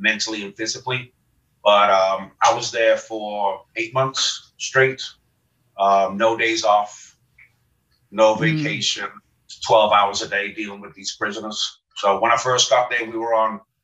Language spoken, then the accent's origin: English; Liverpool, North West England, United Kingdom; moved away as an adult; now in United States; I'm from Liverpool, England, home of the …